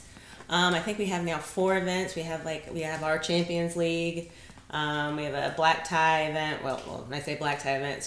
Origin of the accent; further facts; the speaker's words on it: Atlanta, Georgia, United States; I grew up in Atlanta